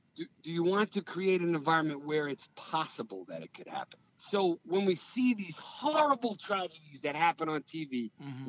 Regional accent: Stamford, Connecticut, United States; also born or lived in New York City; I um, grew up in Stamford, Connecticut

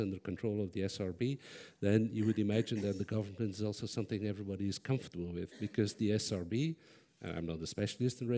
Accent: Belgium; I'm from Belgium

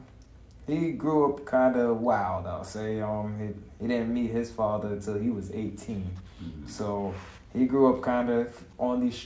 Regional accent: United States; I grew up in America

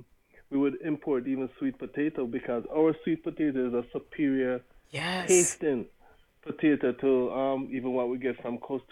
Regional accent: Jamaica; proud of being Jamaican

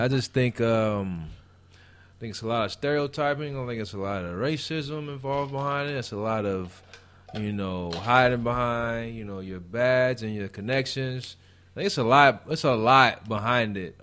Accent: Gary, Indiana, United States; moved away; I'm from Gary, Indiana.

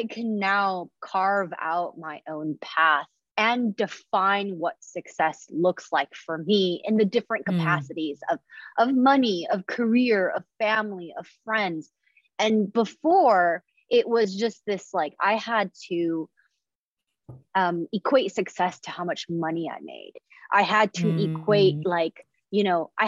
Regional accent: Indonesia; now in United States; when I grew up in Indonesia, it was very different.

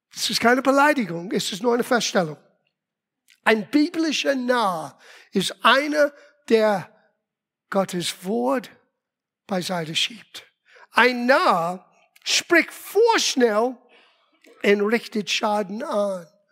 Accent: Rhode Island, United States; first language English; German is a second language; moved away as an adult; also born or lived in Los Angeles; now in Germany; von Los Angeles nach Rhode Island, meiner Heimat, wieder umgezogen.

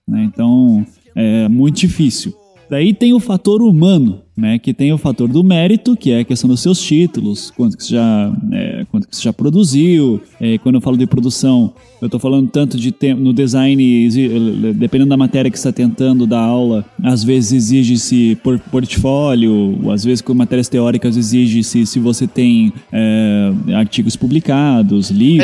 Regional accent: Curitiba, Paraná, Brazil; eu sou de Curitiba

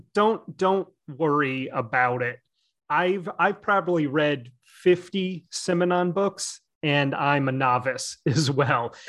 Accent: United States; I'm an American

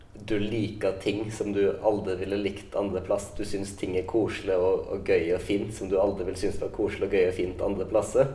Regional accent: Lærdal, Vestland, Norway; moved away; når jeg er hjemme i Lærdal

